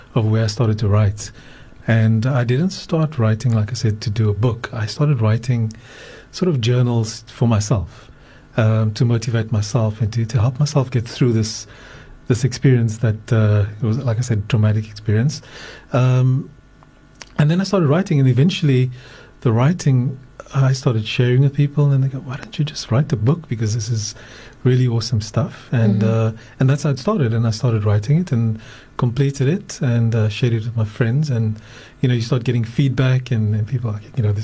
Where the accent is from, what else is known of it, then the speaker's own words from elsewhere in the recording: Johannesburg, Gauteng, South Africa; moved away as an adult; now in Cape Town, South Africa; I was born in Cape Town, grew up in Johannesburg, and then after matric moved back to Cape Town, and been here ever